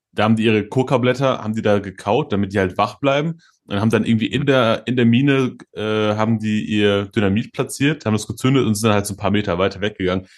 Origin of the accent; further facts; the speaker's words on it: Germany; wir als, als Deutsche